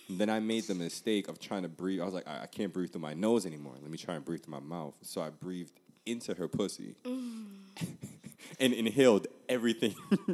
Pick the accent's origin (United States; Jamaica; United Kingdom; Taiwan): Jamaica; We're Jamaican.